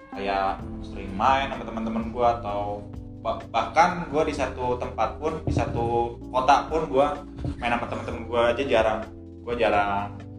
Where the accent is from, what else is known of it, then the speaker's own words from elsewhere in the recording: Bogor, West Java, Indonesia; moved away as an adult; now in Yogyakarta, Indonesia; di tempat asal gua Bogor